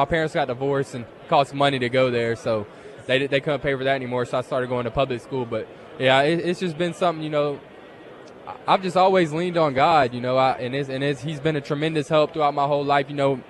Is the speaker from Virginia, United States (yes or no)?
no; Charlotte, North Carolina, United States; moved away as an adult; also born or lived in Coffeyville, Kansas / Memphis, Tennessee; I'm from Charlotte, so it kind of reminds me a little bit of Charlotte.